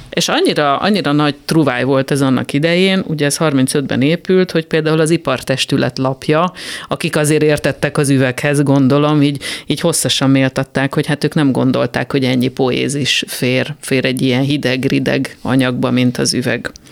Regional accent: Tatabánya, Komárom-Esztergom, Hungary; én tatabányai gyerek vagyok

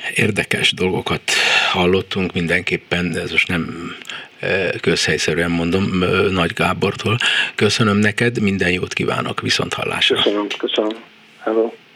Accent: Hungary; Magyarországról jövök

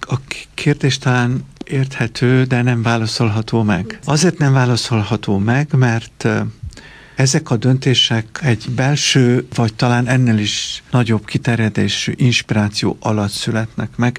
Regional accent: Romania; Én tulajdonképpen az anyanyelvemet együtt tanultam a románnal

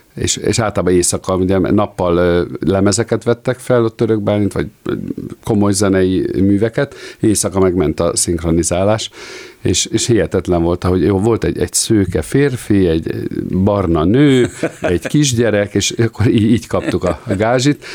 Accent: Hungary; mi magyarok vagyunk

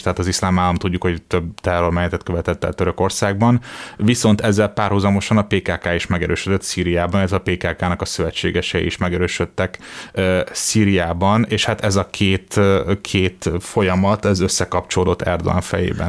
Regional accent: Hungary

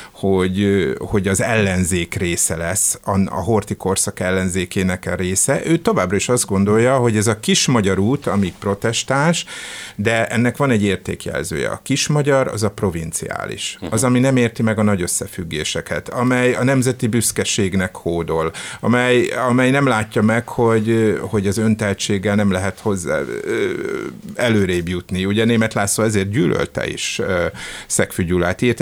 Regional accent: Hungary; hogy mi magyarok különbek vagyunk, mint akárki más itt, hogy mi itt magyarok vagyunk az egyetlen képviselői a békének

